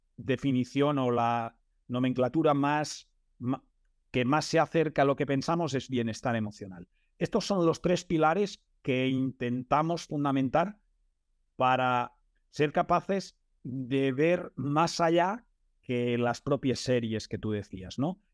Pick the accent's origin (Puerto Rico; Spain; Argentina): Spain; Manresa, Catalonia; Yo soy de Manresa